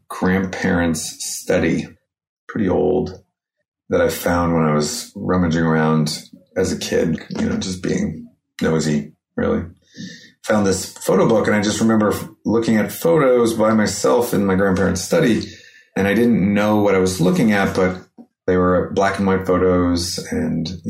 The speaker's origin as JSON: {"language": "English", "town": "Albany", "region": "New York", "country": "United States", "tie": "born or raised there", "moved": "yes", "lives_now": "New York City, United States", "said": "I was born in Albany, New York, in upstate New York on the Hudson River"}